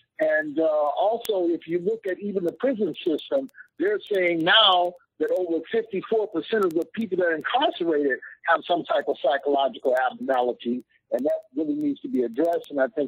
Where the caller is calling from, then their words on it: Detroit, Michigan, United States; Yes, I'm calling from Detroit.